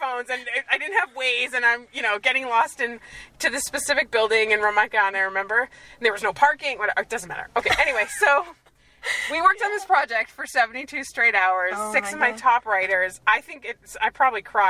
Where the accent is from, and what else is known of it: United States; moved away as an adult; now in Israel